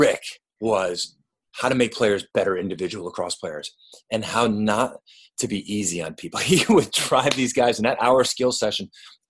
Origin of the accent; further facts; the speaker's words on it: Lafayette, New York, United States; moved away; also born or lived in Syracuse, New York; I was home up in upstate New York. I grew up in Lafayette